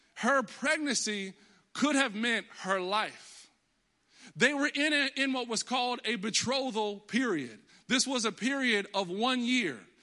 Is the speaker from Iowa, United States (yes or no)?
no; Texas, United States; moved away as an adult; now in Connecticut, United States; I was always in Texas. I was born in Texas. That's why I'm a diehard Cowboys fan, 'cause I'm from Texas.